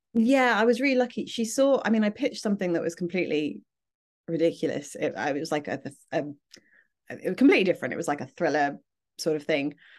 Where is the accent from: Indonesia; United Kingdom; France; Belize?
United Kingdom